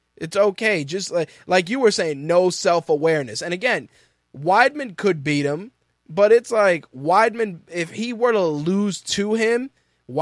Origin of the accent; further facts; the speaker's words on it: New York, United States; as a New Yorker